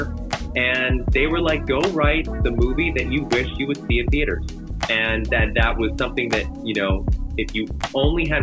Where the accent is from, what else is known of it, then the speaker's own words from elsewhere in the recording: New York City, New York, United States; I grew up in New York City